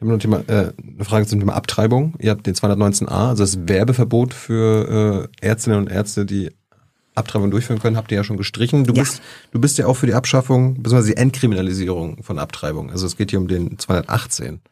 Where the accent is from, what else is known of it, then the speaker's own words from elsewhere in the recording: Germany; ich komme ja aus der DDR